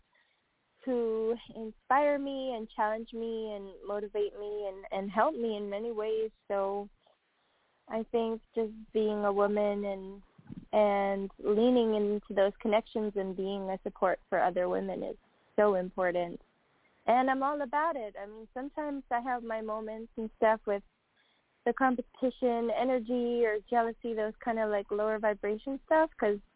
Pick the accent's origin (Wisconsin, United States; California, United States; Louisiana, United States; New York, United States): New York, United States; Long Island; moved away as an adult; now in Austin, United States; I grew up on Long Island